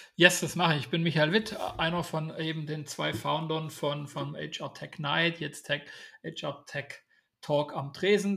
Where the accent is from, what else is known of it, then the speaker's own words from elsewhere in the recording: Swabia, Germany; Ich bin Schwabe